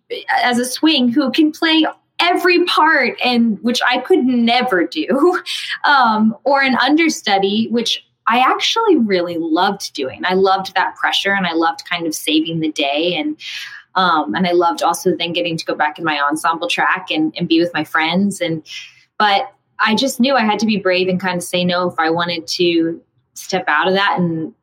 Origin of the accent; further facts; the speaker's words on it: the South, United States; I was extremely drawn to that because I'm from the South, and I just got done playing Jenna, also Southern.